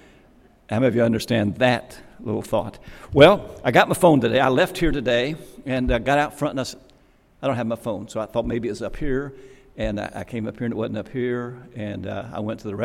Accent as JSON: {"language": "English", "region": "Kentucky", "country": "United States", "said": "I was from Kentucky."}